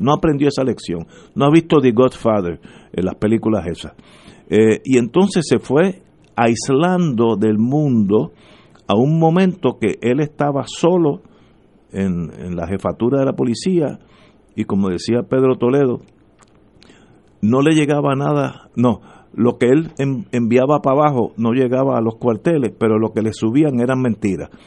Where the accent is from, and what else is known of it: Puerto Rico